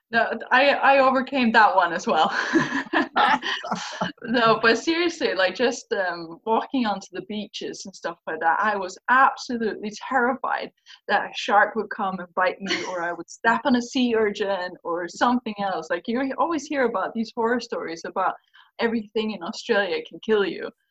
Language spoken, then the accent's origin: English; Faroe Islands; I literally grew up by the cliffs of the Faroe Islands